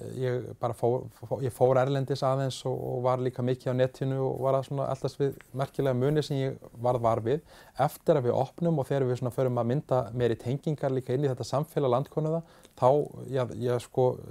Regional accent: Iceland; ég var eitt frá Íslandi

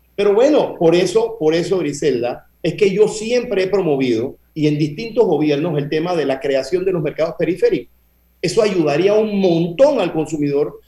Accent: Panama; nosotros somos panameños

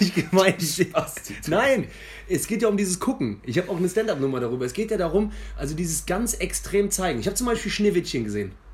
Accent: near Cologne, North Rhine-Westphalia, Germany; als Immi, aber jetzt mittlerweile seit zehn Jahren in Köln und in der Nähe groß geworden

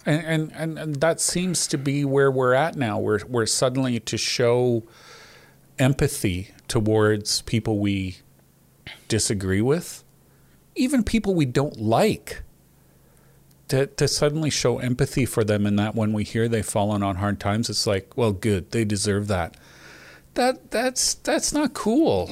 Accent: Canada; as a Canadian

